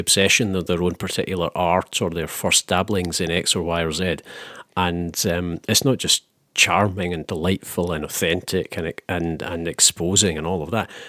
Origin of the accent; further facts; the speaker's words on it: Scotland, United Kingdom; I'm from Scotland